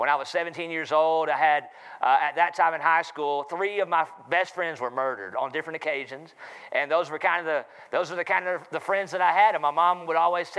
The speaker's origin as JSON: {"language": "English", "town": "Charlotte", "region": "North Carolina", "country": "United States", "tie": "born or raised there", "accent": "southern", "said": "I'm from North Carolina, Charlotte, North Carolina"}